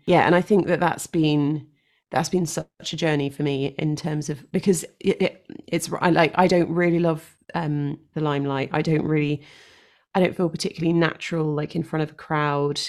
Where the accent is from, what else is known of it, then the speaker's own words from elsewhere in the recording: London, United Kingdom; moved away as an adult; now in Devon, United Kingdom; born and raised in London